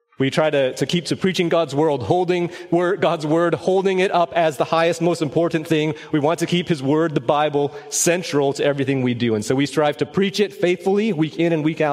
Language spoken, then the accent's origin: English; Orange County, Southern California, United States; moved away as an adult; also born or lived in Los Angeles County, California; now in Collin County, Texas, United States; My wife Stephanie and I were born and raised in Southern California